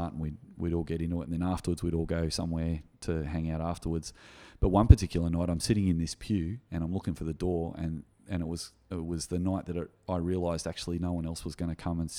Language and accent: English; Gymea, New South Wales, Australia; my experience growing up in Guymer Anglican Church in the 1980s